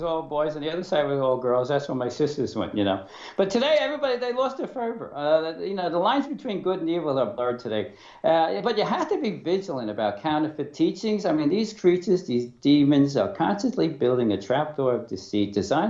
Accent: New York City, New York, United States; I was born in Brooklyn, like you said. I went to an all-male parochial school

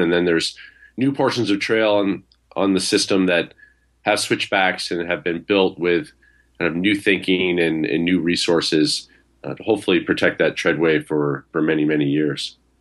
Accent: Vermont, United States; I grew up in Vermont and grew up in a rural area where I had ready access to the outdoors

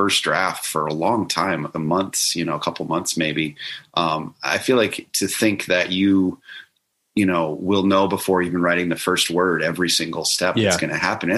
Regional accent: Florida, United States; I grew up in Florida near the Space Coast

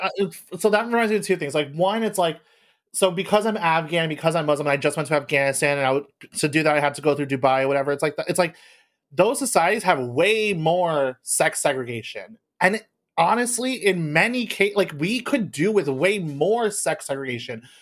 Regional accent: United States; I was born in America

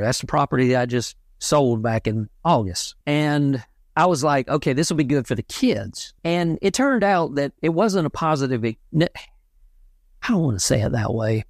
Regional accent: South Central Georgia, United States; I was born and raised in South Central Georgia, the Bible Belt

